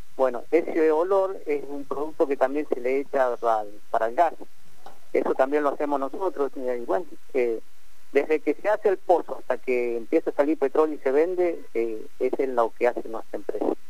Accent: Mendoza, Argentina; moved away as an adult; now in Rincón de los Sauces, Argentina; yo soy nacido en Mendoza

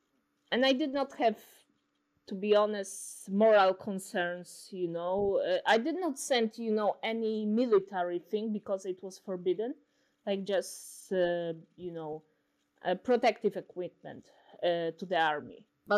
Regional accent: Warsaw, Masovian Voivodeship, Poland; I'm actually from Warsaw. So it was a city that experienced so many, you know, uprisings, revolutions.

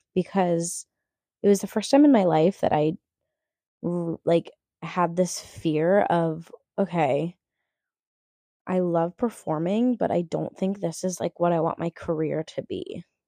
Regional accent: Minneapolis, Minnesota, United States; I grew up performing professionally around the Twin Cities area as a theater kid

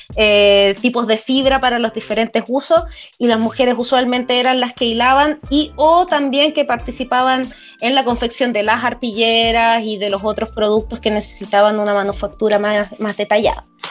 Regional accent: San Felipe, Valparaíso, Chile; also born or lived in Santiago; nací en Santiago, pero me vine muy chica al Valle de Aconcagua, San Felipe

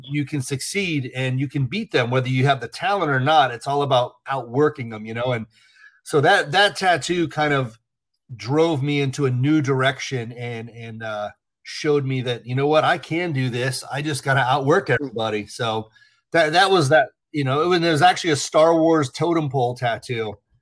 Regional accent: Port St. Lucie, Florida, United States; when I was a kid. I lived in Port St. Lucie

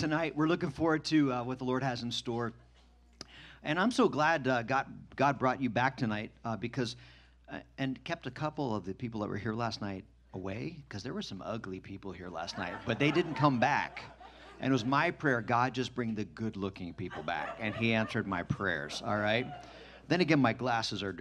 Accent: Camp Hill, Pennsylvania, United States; I was raised in Camp Hill, Harrisburg, Mechanicsburg

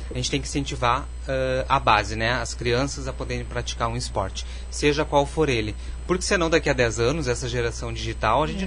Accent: Bagé, Rio Grande do Sul, Brazil; moved away as an adult; also born or lived in Porto Alegre / Frederico Westphalen; now in Carazinho, Brazil; eu sou natural de Bagé, do sul do estado, mas já saí da minha terra natal já há uns 20 anos

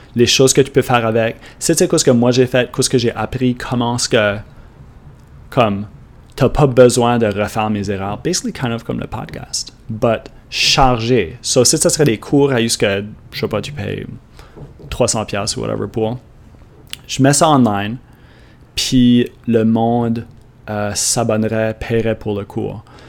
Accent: Canada; accent: Acadian; comme parler acadien. C'est moi qui l'ai enregistré, ça c'est mon accent

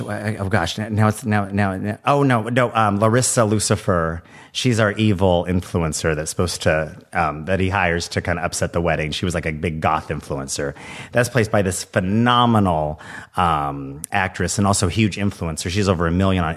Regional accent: small town Kansas, United States; moved away; I'm originally from small town Kansas

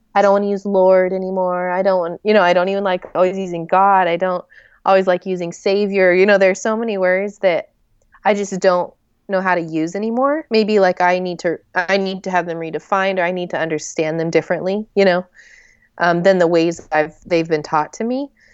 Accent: Joplin, Missouri, United States; also born or lived in New Mexico / Oklahoma; now in Atlanta, United States; I grew up in Joplin

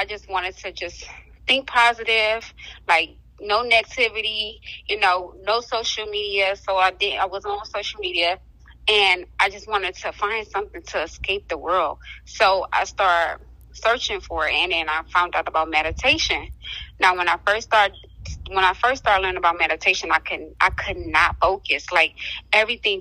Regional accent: Detroit, Michigan, United States; now in Jackson, United States; I'm originally from Detroit, Michigan

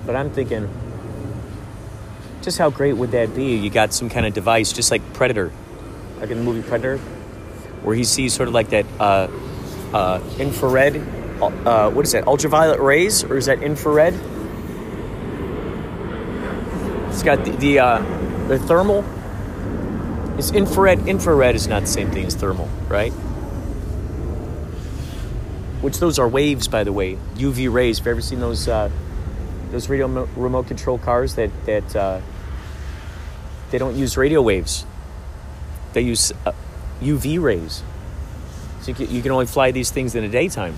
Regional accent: Chicago, Illinois, United States; moved away as an adult; now in Southern California, United States; I'm originally from Chicago.

